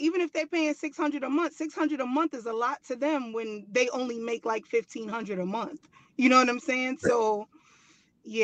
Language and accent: English; New York City, New York, United States; moved away as an adult; also born or lived in Manhattan; now in Oklahoma, United States; So I was born and raised in the Bronx, but when I left New York, I wasn't living in the Bronx. I was living in Manhattan. So okay. I've been living in Manhattan since I was like 17 years old.